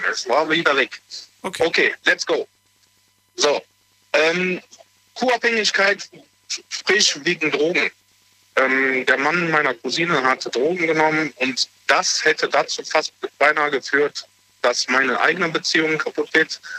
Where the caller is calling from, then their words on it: Aachen, North Rhine-Westphalia, Germany; ich komme aus Aachen.